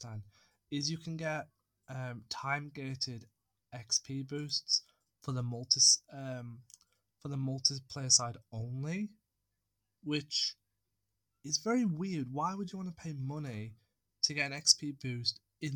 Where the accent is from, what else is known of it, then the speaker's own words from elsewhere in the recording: United Kingdom; I'm British